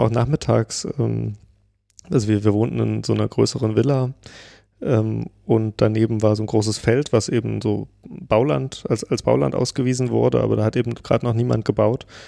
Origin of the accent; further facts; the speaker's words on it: Pößneck, Thuringia, Germany; in Pösneck, also wo ich herkomme